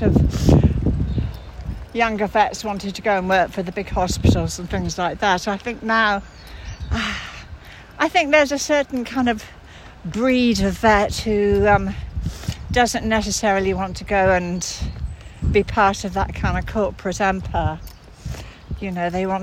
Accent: Somerset, South West England, United Kingdom; also born or lived in Sussex; partly Somerset and partly Sussex

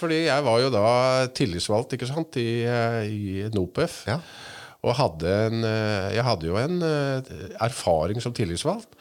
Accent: Stathelle, Telemark, Norway; now in Langesund, Norway; er egentlig født og oppvokst på Satelle

